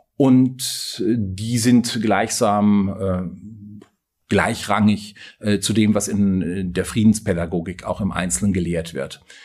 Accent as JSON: {"language": "German", "region": "North Rhine-Westphalia", "country": "Germany", "also_born_or_lived": "Bonn", "moved": "as an adult", "lives_now": "Freiburg, Germany", "said": "Ich stamme aus Westfalen und habe auch da äh, lange gewohnt"}